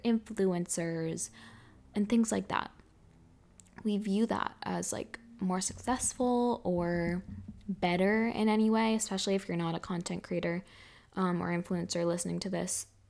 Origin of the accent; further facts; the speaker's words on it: Massachusetts, United States; moved away as an adult; also born or lived in Hawaii / Miami / Los Angeles / Bali; we're both in Massachusetts